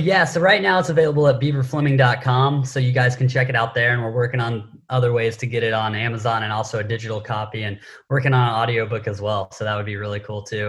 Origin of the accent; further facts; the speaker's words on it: Knoxville, Tennessee, United States; also born or lived in Southern California; now in San Diego, United States; I grew up in Knoxville, Tennessee